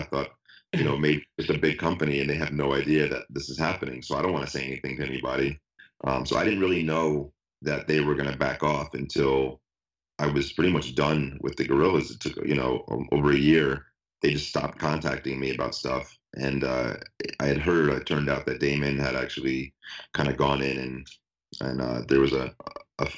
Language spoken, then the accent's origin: English; Atlanta, Georgia, United States; moved away; I'm from Atlanta